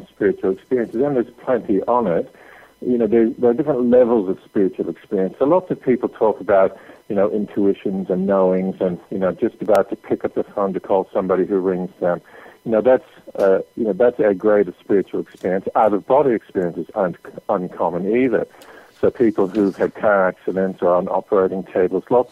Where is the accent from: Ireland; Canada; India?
Canada; I grew up in Canada